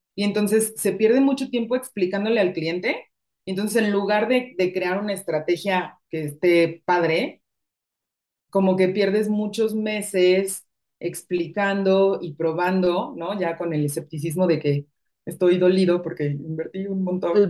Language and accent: Spanish; Mexico City, Mexico; moved away as an adult; also born or lived in Madrid; now in Guadalajara, Mexico; yo soy de Ciudad de México y o casi cinco años viviendo en Guadalajara